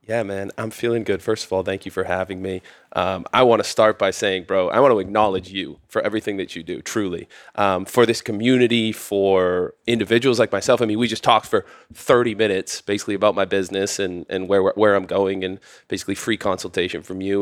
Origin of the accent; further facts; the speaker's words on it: outside of Boston, Massachusetts, United States; moved away as an adult; now in Austin, United States; I come from Boston, Massachusetts, a little outside of Boston, Mass